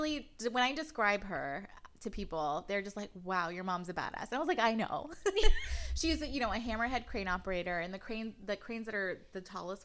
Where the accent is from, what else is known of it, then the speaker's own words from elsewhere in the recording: San Pedro, California, United States; Growing up in San Pedro, I went to a really small private school on 7th Street